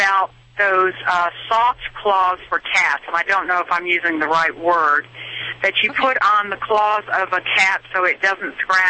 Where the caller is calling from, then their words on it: North Carolina, United States; I'm calling from North Carolina.